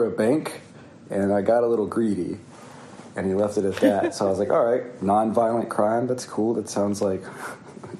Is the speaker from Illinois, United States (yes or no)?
no; North Carolina, United States; now in Philadelphia, United States; I was born in North Carolina, and I currently live in Philadelphia, Pennsylvania